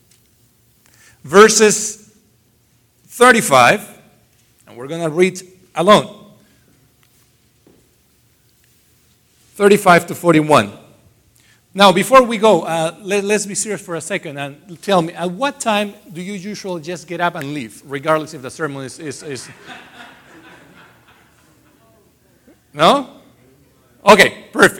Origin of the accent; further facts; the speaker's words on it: Iquitos, Loreto, Peru; moved away; I was born in Iquitos, Peru.